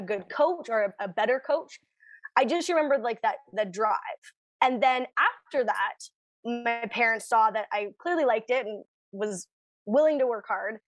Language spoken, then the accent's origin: English; Canada; we're Canadian